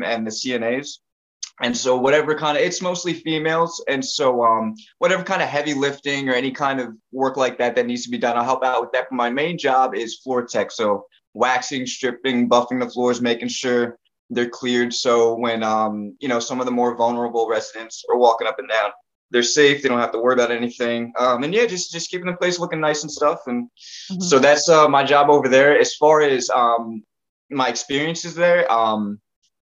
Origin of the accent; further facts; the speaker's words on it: Netcong, New Jersey, United States; I'm from North New Jersey, this little town called Necong